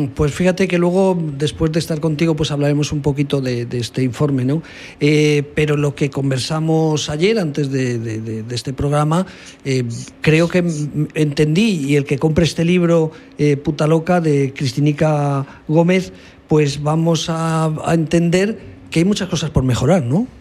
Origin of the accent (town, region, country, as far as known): Aragon, Spain